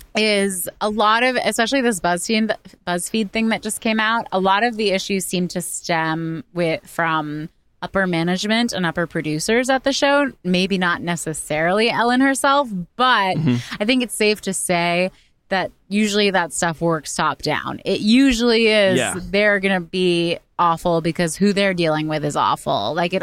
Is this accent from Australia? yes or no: yes; Australia; accent: Australian; My people have had enough of my Aussie accent.